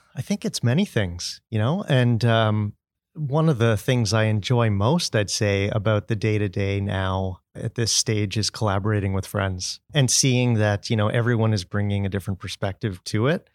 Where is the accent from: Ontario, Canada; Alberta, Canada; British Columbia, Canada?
Ontario, Canada; Brampton; I'm from Brampton